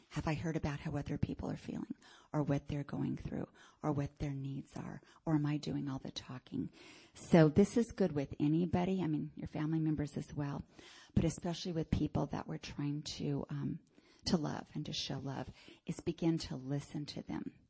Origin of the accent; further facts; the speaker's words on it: Miami, Florida, United States; And it's a lot more than I grew up in Miami.